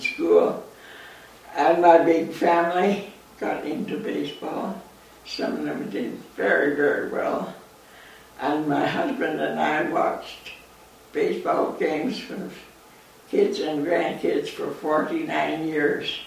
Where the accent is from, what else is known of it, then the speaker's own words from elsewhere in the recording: Linden, Alberta, Canada; I was born in the Linden area. That's where I took all my schooling. I was raised on a farm